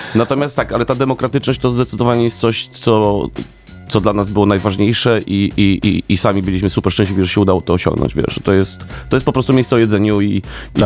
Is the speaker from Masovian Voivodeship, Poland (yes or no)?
no; Silesian Voivodeship, Poland; danie z moich rodzinnych stron